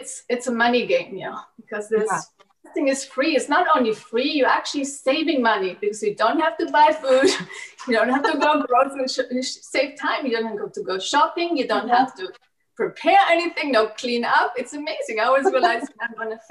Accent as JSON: {"language": "English", "country": "Germany", "tie": "born or raised there", "said": "I was growing up in Germany, and I was growing up in a conventional German diet"}